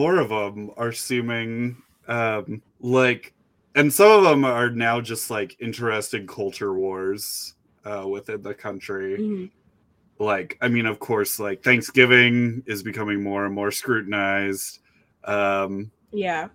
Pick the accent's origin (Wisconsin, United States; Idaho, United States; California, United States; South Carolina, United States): Idaho, United States; rural; I grew up in rural Idaho.